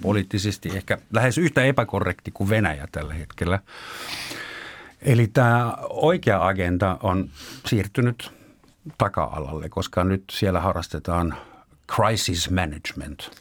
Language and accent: Finnish; Germany; now in Finland; entinen kotimaani Saksa